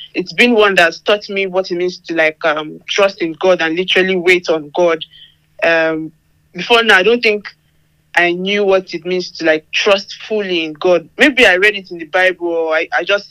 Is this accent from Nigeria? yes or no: yes; Nigeria; moved away as an adult; now in United Kingdom; I'm Nigerian